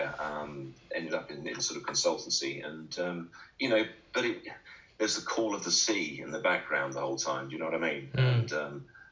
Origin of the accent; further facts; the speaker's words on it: Felixstowe, East of England, United Kingdom; growing up in Felixstowe as a boy